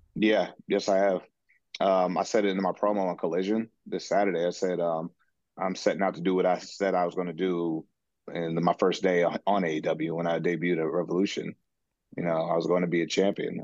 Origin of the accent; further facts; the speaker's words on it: Seattle, Washington, United States; being in my hometown and my city